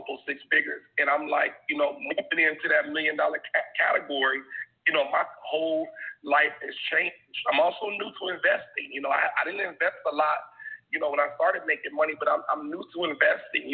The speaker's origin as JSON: {"language": "English", "town": "Dayton", "region": "Ohio", "country": "United States", "tie": "born or raised there", "said": "growing up in Dayton, Ohio"}